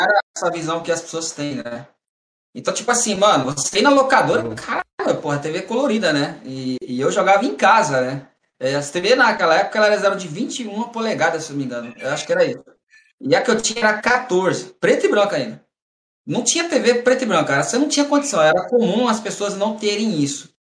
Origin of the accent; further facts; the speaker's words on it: Mato Grosso, Brazil; moved away as an adult; also born or lived in São Paulo; now in Santos, Brazil; Eu nasci em São Paulo e eu cresci no Mato Grosso